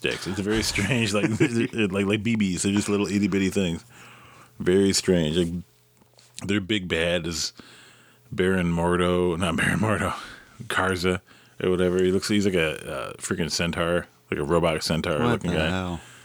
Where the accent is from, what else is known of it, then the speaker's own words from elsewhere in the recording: Detroit, Michigan, United States; I grew up in Detroit